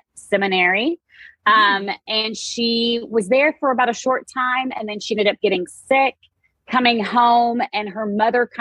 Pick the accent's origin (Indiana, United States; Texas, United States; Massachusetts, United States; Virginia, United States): Texas, United States; I am from Texas, so my accent is a little thick at times